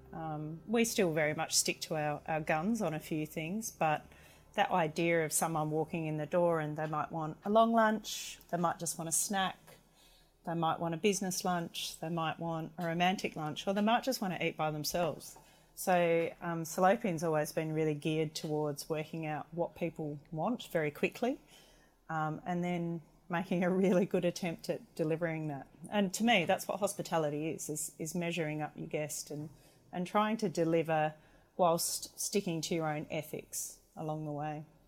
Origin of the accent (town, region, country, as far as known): McLaren Vale, South Australia, Australia; moved away as an adult; also born or lived in Hobart / Melbourne